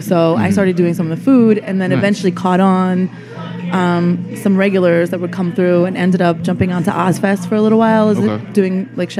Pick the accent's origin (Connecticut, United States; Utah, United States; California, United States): Connecticut, United States; now in New York, United States; I'm Connecticut.